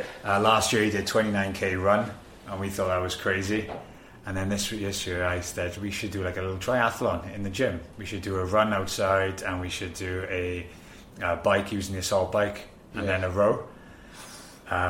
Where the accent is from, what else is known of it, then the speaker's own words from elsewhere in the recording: Swansea, Wales, United Kingdom; now in London, United Kingdom; Back in my hometown, Swansea